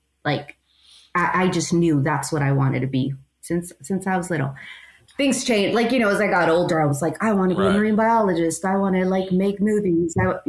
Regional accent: Fontana, California, United States; But so I'm from Fontana, and I grew up there, went to A.B. Miller, just a longtime rebel.

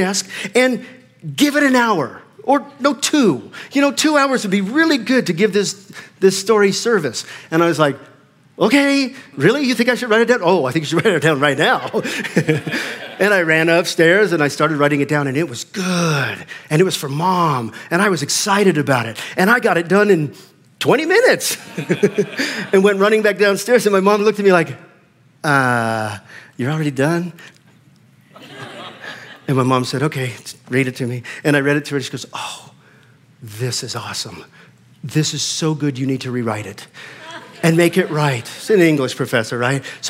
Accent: Fort Collins, Colorado, United States; I grew up in the Fort Collins area

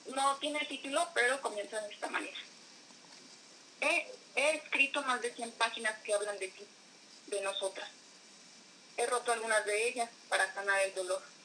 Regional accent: Atotonilco el Alto, Jalisco, Mexico; Soy de Atotonilco Lato, eh, del estado de Jalisco

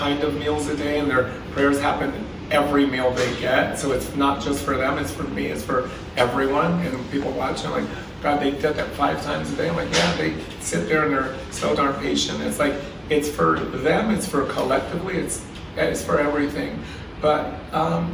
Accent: Pennsylvania, United States; moved away; Growing up in Pennsylvania

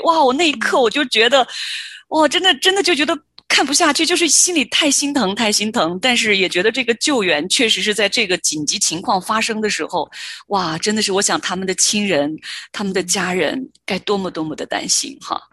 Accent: Henan, China; moved away as an adult; 我生在河南，长在河南，一直在河南，啊，成长到，呃，成年我才离开。那我确实有很多的亲人、朋友、同学都还在中原大地上生活哈

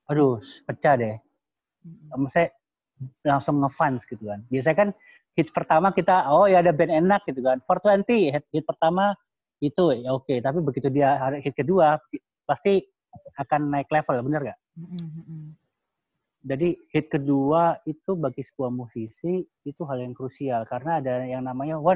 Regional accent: Surakarta, Central Java, Indonesia; tapi kalau aku pribadi karena aku orang Solo ya keluarga aku orang Solo setiap hmm.

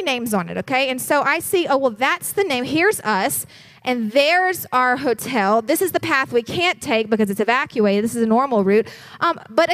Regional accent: West Virginia, United States; we're from West Virginia. Like, we drive curvy mountain roads all the time

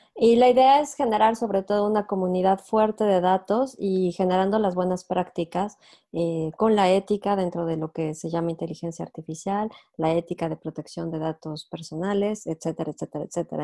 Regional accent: Mexico; moved away as an adult; also born or lived in Mexico City; now in France; soy mexicana

